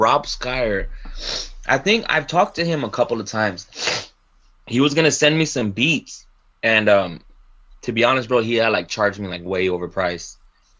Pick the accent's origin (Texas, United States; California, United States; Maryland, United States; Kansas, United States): Texas, United States; I'm from Texas.